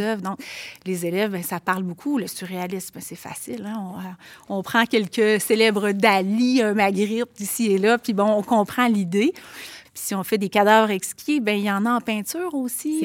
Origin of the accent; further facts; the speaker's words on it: Quebec City, Quebec, Canada; accent: Limoilou diphthongs; je viens quand même d'un milieu qui n'était pas gentrifié à l'époque, le Limoilou, de il y a 40 ans